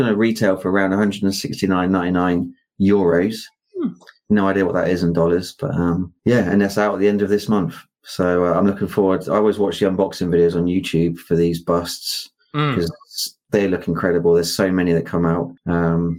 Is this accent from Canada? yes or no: no; United Kingdom; accent: British; I'm British